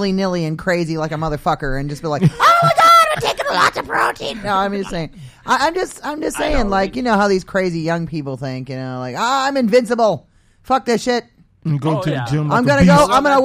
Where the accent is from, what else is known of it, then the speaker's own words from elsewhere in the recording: Maine, United States; I'm from Maine